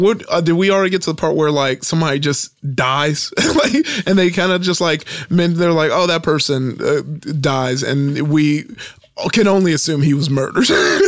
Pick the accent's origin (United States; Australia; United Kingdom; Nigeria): Nigeria; I'm Nigerian.